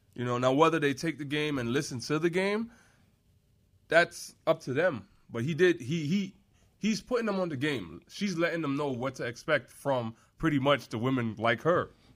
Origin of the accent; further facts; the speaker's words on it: New York, United States; moved away; Growing up in New York